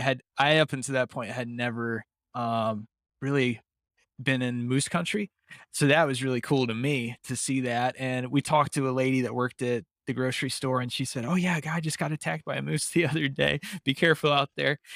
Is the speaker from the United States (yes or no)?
yes; Pacific Northwest, United States; I'm from the Pacific Northwest.